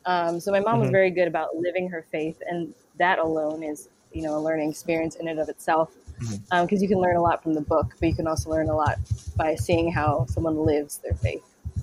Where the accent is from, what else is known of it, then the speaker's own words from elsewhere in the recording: Cleveland, Ohio, United States; moved away; I was born in Cleveland, Ohio. I am one of five.